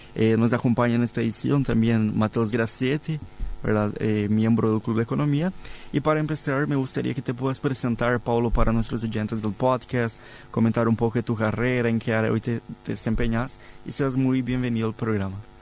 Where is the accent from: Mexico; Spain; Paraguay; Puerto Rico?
Paraguay; para nosotros como paraguayos